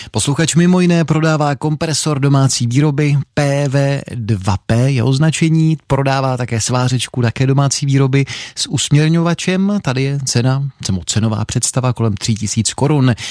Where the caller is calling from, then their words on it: Vysočina Region, Czechia; Dobrý večer, rád bych koupil rám na Javu 350 kývačku, jsem z Jihlavska, děkuji za zveřejnění